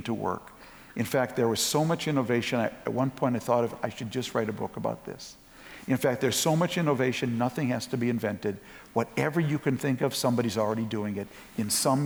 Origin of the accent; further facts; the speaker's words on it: Minneapolis, Minnesota, United States; also born or lived in St. Louis Park, Minnesota; I'm from Minnesota. I was actually born in North Minneapolis